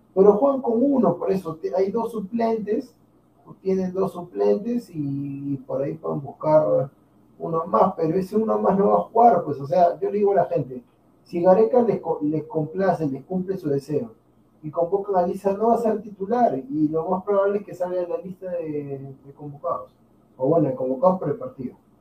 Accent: Peru; somos peruanos

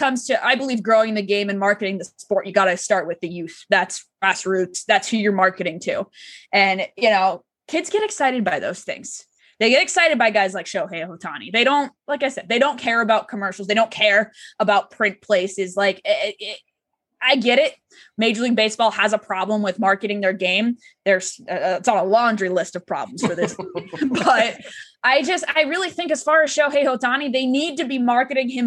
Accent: Southern California, United States; moved away; also born or lived in Pittsburgh / Chicago / New York; I grew up in Southern California. I've lived in Pittsburgh. I've lived in Chicago. I've lived in New York.

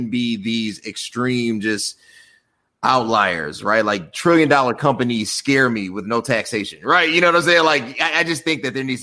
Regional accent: United States; obviously I believe in capitalism. I'm an American.

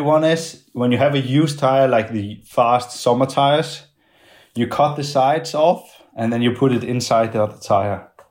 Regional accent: Denmark; in my hometown and the, the one I'm coming from

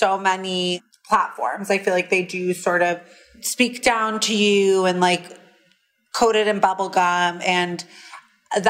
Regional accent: New York City, New York, United States; I grew up on the Upper East Side

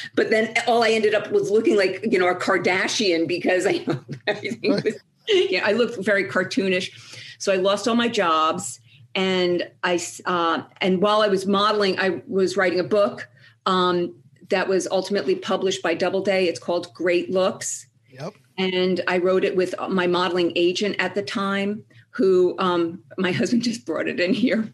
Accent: Ridgewood, New Jersey, United States; also born or lived in Boston; I'm from Ridgewood, New Jersey, which is this beautiful little town outside of New York City.

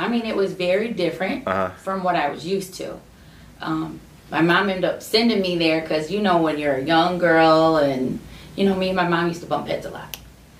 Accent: Oswego, Illinois, United States; also born or lived in Joliet, Illinois / Oklahoma City, Oklahoma / Edmond, Oklahoma / Norfolk, Virginia; now in Montgomery, United States; Mm-hmm. I'm from I was born in Joliet, Illinois, but I grew up in Oswego, Illinois my whole life.

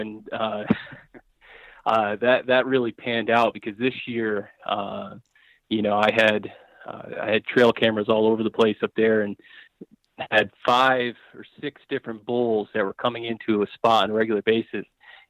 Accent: Colorado, United States; kind of the unit I grew up hunting in Colorado here and cutting my teeth on it.

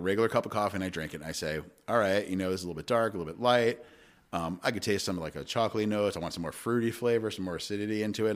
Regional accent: Long Island, New York, United States; moved away; I grew up on Long Island

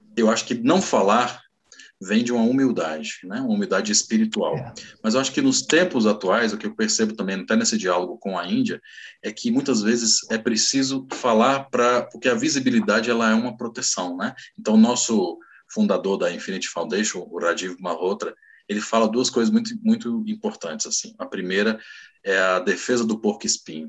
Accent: Brazil; eu sou brasileiro

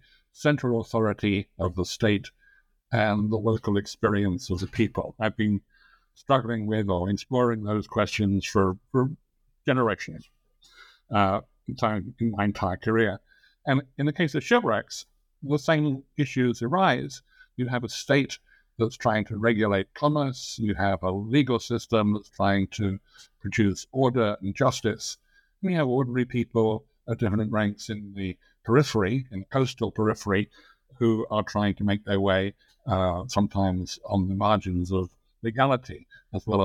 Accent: England, United Kingdom; accent: English; moved away as an adult; also born or lived in Cambridge, England; now in United States; I think I still have an English accent, although I've lived in the United States for more than 50 years.

